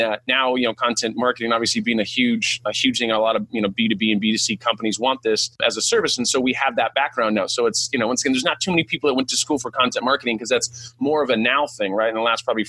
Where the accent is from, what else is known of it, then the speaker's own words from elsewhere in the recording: California, United States; first language English; also born or lived in Sacramento, California; I'm like from California